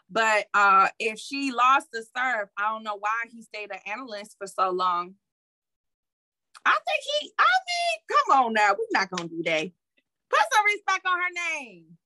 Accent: Detroit, Michigan, United States; However, I know I'm from Detroit, so that's how we get down.

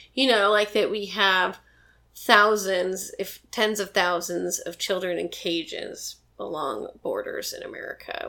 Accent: Montana, United States; now in Portland, United States; I'm from Montana

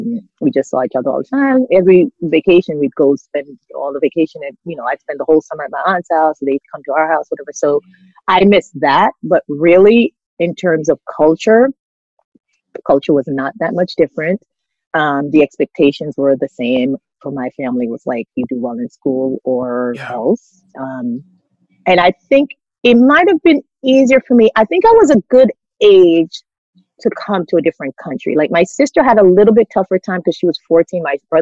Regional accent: Queens, New York, United States; also born or lived in Jamaica; because the truth is, where I grew up here in America was populated by immigrants and definitely Caribbean people from the Caribbean.

